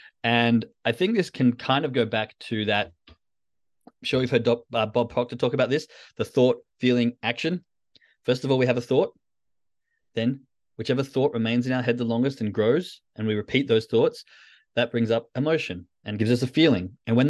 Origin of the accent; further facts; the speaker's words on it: Perth, Western Australia, Australia; I mean, we're all originally from Perth, but one's on a Euro trip. One lives in England and one lives in Belgium.